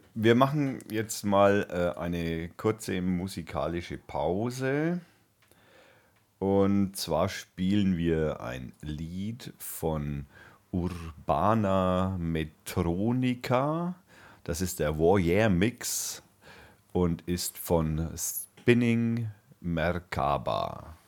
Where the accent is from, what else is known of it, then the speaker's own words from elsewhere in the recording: Germany; bei uns in Deutschland